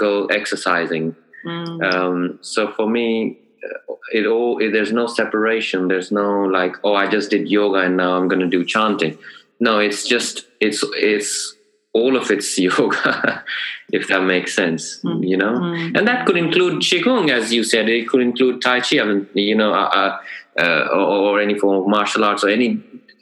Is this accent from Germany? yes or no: no; India; moved away; I grew up in India